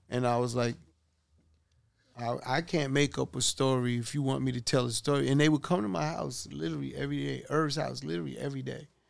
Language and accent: English; New York City, New York, United States; we grew up in Hollis, Queens